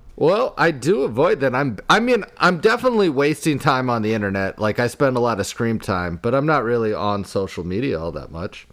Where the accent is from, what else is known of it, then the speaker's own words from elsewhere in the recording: Iowa, United States; growing up in Iowa